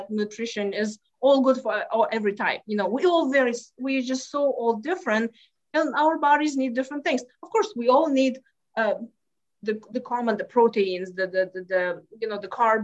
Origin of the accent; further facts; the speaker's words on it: Lithuania; English is a second language; moved away as an adult; now in Houston, United States; I grew up in Lithuania